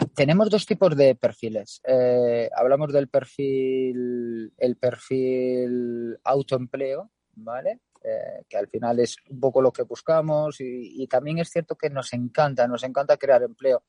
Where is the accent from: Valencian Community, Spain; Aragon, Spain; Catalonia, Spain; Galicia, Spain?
Galicia, Spain; Siendo gallegos